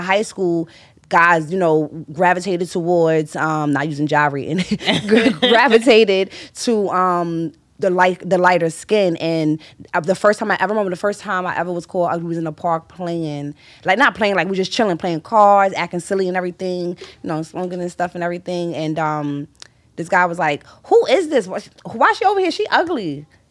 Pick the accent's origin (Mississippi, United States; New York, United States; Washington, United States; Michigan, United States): New York, United States; I'm from Harlem. I went to school. I went to predominantly black schools